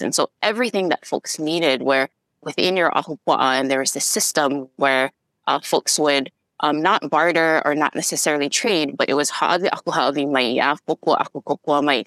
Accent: Kaneohe, Hawaii, United States; I grew up in Kaneohe

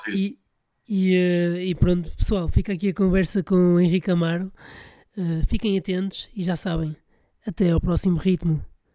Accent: Porto, Norte, Portugal; Eu sou do Porto

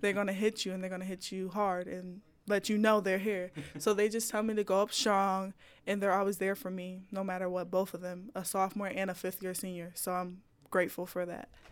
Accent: Buffalo, New York, United States; moved away; my hometown

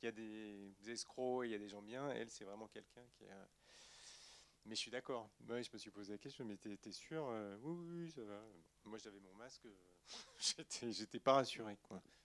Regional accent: Poitiers, Nouvelle-Aquitaine, France; je viens de Poitiers

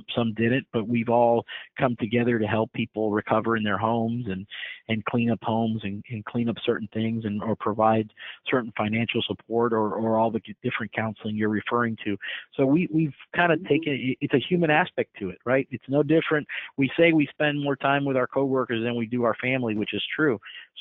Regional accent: Miami, Florida, United States; now in Houston, United States; I grew up in Miami

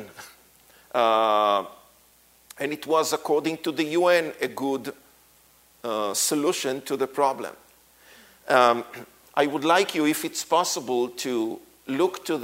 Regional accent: Israel; how we grew up in Israel

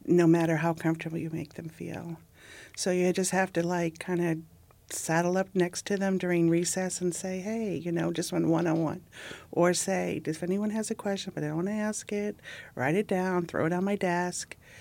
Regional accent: Ohio, United States; growing up in Ohio

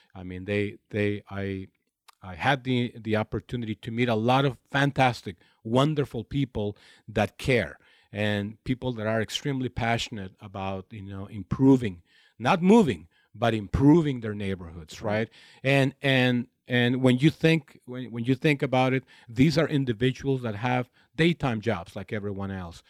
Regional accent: Imperial Valley, Southern California, United States; moved away as an adult; now in Los Angeles, United States; I grew up in a very small community of the Imperial Valley in Southern California, where the main activity is agriculture

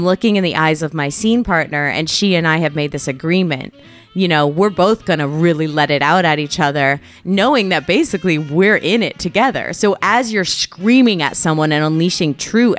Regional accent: Connecticut, United States; the kind of culture I was raised in Connecticut

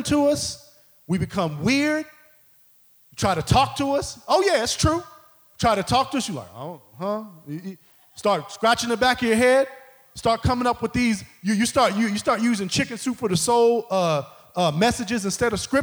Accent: Midwest, United States; I grew up in the Midwest

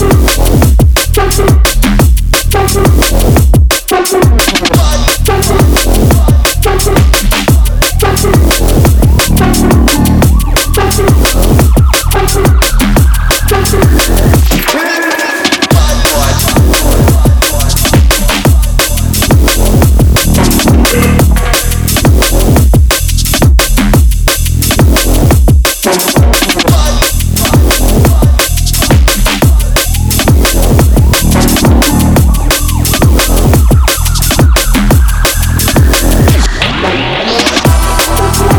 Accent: Horsham, South East England, United Kingdom; If anyone doesn't know where Horsham is, it's my hometown

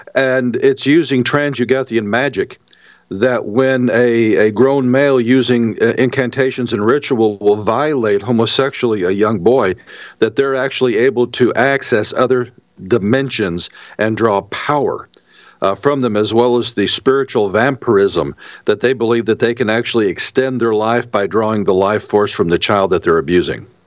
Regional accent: St. Louis, Missouri, United States; I'm originally from St. Louis

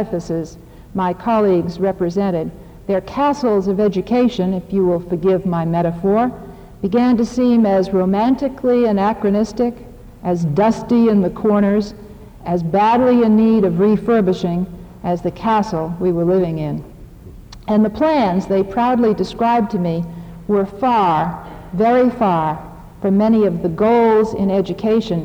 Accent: United States; as an American and an educator

